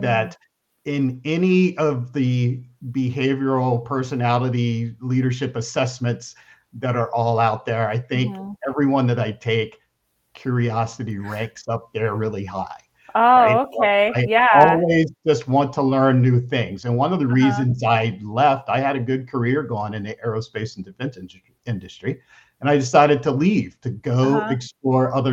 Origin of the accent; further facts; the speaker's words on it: Camden, New Jersey, United States; I grew up outside of Camden, New Jersey.